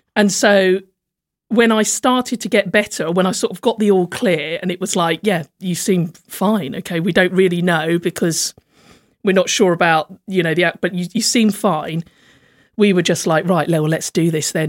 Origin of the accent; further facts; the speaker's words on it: Slough, South East England, United Kingdom; moved away as an adult; also born or lived in London; now in Hove, United Kingdom; I'm from a place called Langley in Slough